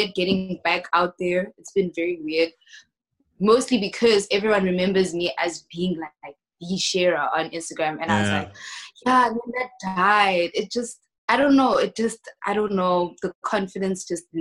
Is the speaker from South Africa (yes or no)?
yes; South Africa; moved away as an adult; now in South Korea